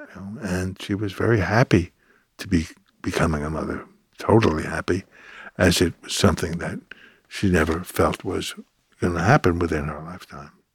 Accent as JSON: {"language": "English", "town": "New York City", "region": "New York", "country": "United States", "tie": "born or raised there", "said": "I grew up in Brooklyn"}